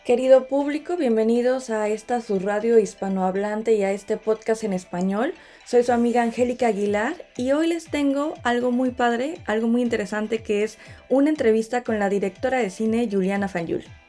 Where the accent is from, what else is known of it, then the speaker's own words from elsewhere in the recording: Mexico; now in Stuttgart, Germany; como una mexicana en Stuttgart